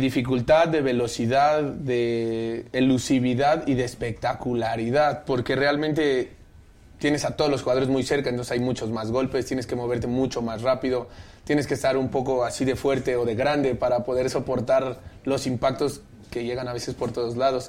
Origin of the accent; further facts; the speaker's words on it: Mexico City, Mexico; De aquí, del DF